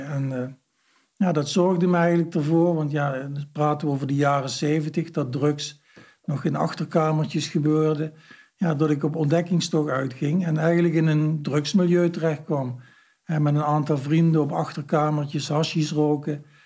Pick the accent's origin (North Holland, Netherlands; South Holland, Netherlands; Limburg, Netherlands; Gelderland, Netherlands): Limburg, Netherlands; Heerlen; Ik kom uit Heerlen, en de grensstreek, dus er kwamen ook heel veel Duitsers